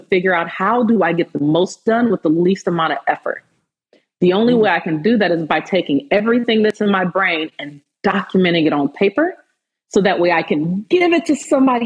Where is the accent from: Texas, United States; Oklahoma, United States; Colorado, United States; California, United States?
California, United States; Fresno; growing up, especially where I'm from Fresno, California. In my city, we had 17 black students in my high school